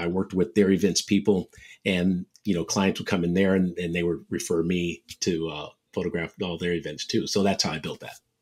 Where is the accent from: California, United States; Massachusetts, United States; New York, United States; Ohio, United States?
California, United States; San Francisco Bay Area; one of the top junior bowlers growing up in the Bay Area